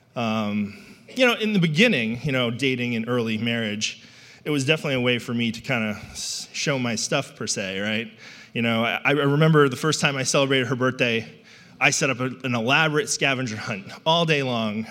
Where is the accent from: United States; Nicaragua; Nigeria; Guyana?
United States; New England; I grew up in New England